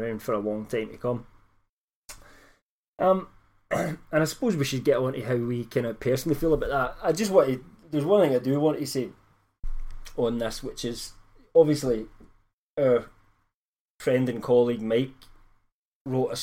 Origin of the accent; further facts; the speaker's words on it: United Kingdom; I'm British